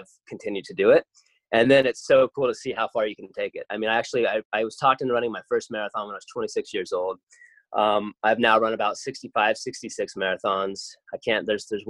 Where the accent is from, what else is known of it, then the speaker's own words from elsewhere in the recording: Colorado, United States; I grew up in Colorado, up in the high mountains in the Rocky Mountains